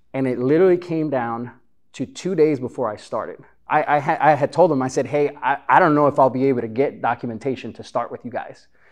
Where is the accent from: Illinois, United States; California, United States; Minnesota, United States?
Illinois, United States; Chicago; moved away as an adult; also born or lived in Honduras; now in Texas, United States; growing up in Chicago, there's a barbershop pretty much on every corner, at least where I lived